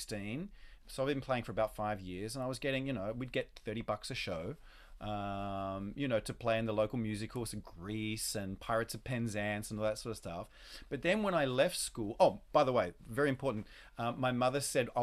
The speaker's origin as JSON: {"language": "English", "town": "Sydney", "region": "New South Wales", "country": "Australia", "tie": "born or raised there", "moved": "as an adult", "lives_now": "New York, United States", "said": "I grew up in Australia, Sydney, Australia."}